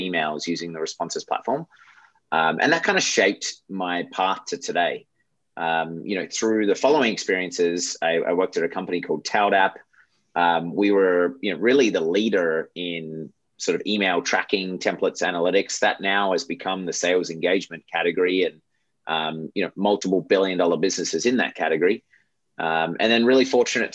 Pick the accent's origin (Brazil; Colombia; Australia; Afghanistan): Australia; moved away as an adult; also born or lived in Michigan, United States / Europe / Japan / San Francisco, United States; I grew up in Australia, as you probably figured out by this point, moved to the US, after school